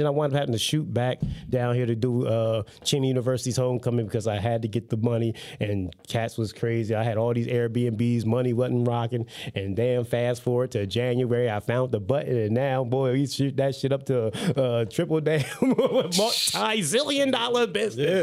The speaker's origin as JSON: {"language": "English", "town": "Salem", "region": "New Jersey", "country": "United States", "tie": "born or raised there", "said": "multi-million dollar business in Salem. That's my hometown"}